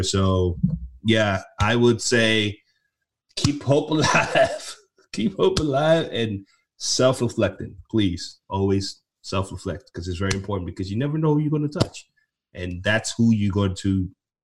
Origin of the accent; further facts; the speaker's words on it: Nigeria; I'm from Nigeria